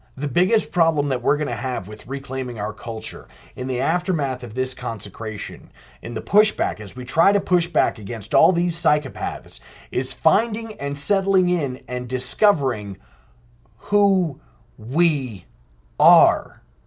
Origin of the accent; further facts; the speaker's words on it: United States; we're American.